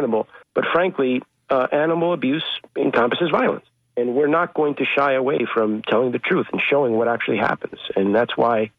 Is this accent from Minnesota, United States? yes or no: no; New York City, New York, United States; English is a second language; also born or lived in Dominican Republic; I'm from New York. Grew up in the Bronx. Was born in the Bronx